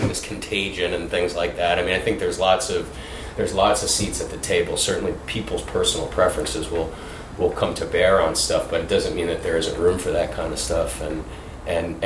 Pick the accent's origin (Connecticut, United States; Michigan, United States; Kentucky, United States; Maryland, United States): Connecticut, United States; I grew up in Connecticut in the woods